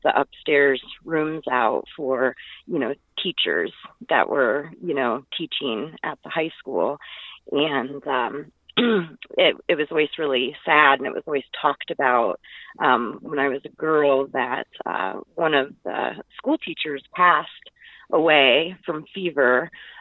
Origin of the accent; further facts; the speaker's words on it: Liberty Center, Indiana, United States; I grew up in the Liberty Center house. Basically, I spent every weekend and the entire summer in the Liberty Center house